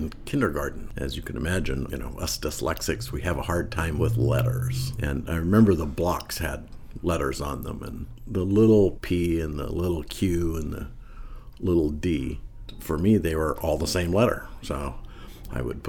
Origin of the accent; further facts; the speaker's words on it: Shelby, Montana, United States; moved away as an adult; also born or lived in New Jersey; I grew up in Shelby, Montana, which is on the northern border of Montana with Canada, with Alberta